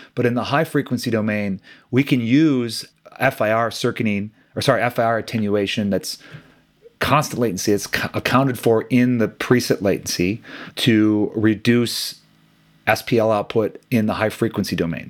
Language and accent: English; Midwest, United States; growing up in the Midwest, I played hockey as a kid